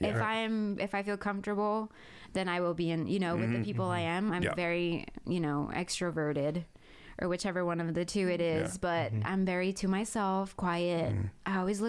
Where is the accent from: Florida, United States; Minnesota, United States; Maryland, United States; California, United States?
California, United States; moved away as an adult; now in Mitchell County, United States; And when I tell my friends that I have back home, you know, California, I don't even consider it home anymore. And I feel like I've become more of a Mitchell-countian.